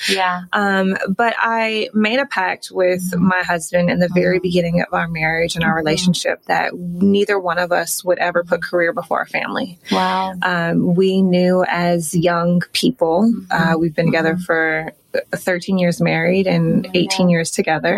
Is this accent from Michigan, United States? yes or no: yes; Detroit, Michigan, United States; moved away as an adult; also born or lived in Chicago / New York; now in Los Angeles, United States; I'm from Detroit, mm-hmm. Um, born and raised